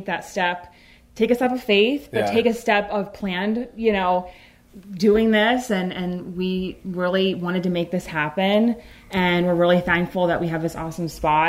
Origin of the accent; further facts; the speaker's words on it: Pennsylvania, United States; I'm originally from Pennsylvania.